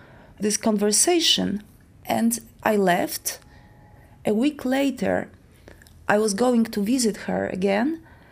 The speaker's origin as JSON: {"language": "English", "country": "Poland", "tie": "born or raised there", "said": "I live in Warsaw, in Poland. I was born in Poland"}